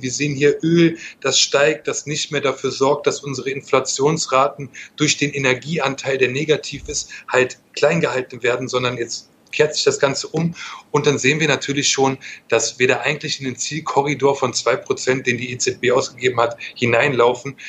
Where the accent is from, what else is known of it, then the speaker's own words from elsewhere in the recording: Germany; Ich bin kein Italiener, ich bin Deutscher.